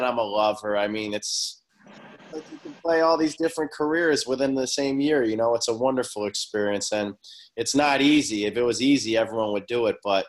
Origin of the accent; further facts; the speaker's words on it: Boston, Massachusetts, United States; also born or lived in Oklahoma City, Oklahoma / Milan, Italy; now in Los Angeles, United States; I was born in Oklahoma City, but I moved to Boston when I was about three